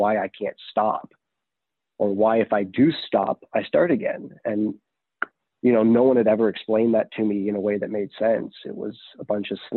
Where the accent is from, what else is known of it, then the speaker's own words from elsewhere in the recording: Canada; now in Texas, United States; I am from Canada originally. I did get sober here in the U.S. in Texas.